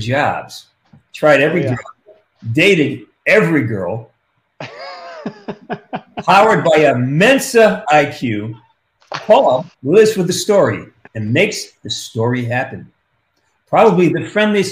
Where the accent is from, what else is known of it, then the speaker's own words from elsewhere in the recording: Pittsfield, Massachusetts, United States; moved away; Pittsfield, my hometown